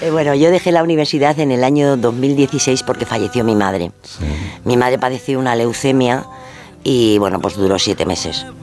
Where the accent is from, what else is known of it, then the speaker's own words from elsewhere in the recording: Extremadura, Spain; now in Madrid, Spain; nosotros veníamos, vinimos de Extremadura a, Madrid y bueno, pues veníamos pues con muchísimas dificultades.